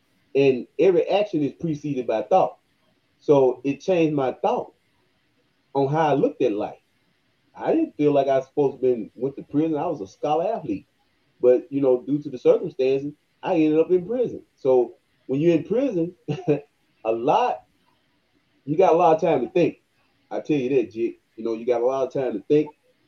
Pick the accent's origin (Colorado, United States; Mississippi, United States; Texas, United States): Mississippi, United States; Senatobia; young man growing up in Senatobia, Coldwater area, going to the churches. I was brought up in the church.